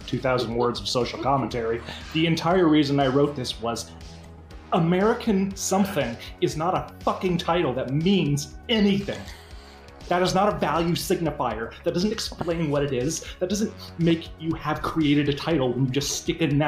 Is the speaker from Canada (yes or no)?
yes; Canada; accent: Canadian; I'm very Canadian